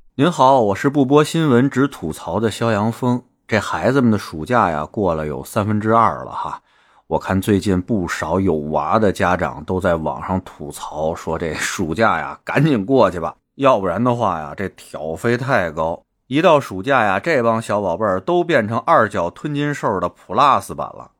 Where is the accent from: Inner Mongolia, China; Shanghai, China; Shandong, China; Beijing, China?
Beijing, China; accent: Beijing dialect; 俺们北京话